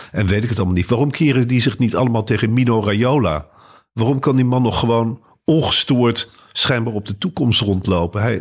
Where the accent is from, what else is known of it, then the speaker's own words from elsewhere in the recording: Muiderberg, North Holland, Netherlands; Ik kom uit Meidenberg, hier in de buurt.